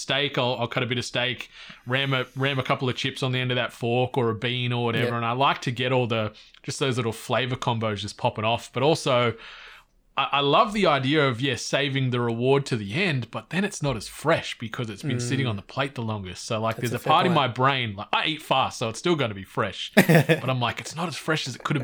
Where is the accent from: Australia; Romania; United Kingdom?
Australia; Cooma, New South Wales; growing up in Cooma, and my parents